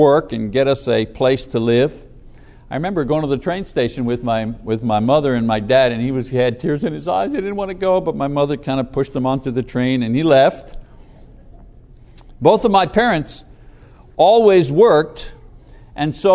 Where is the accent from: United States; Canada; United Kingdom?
Canada; Windsor, Ontario; born or raised there; also born or lived in Montreal, Quebec, Canada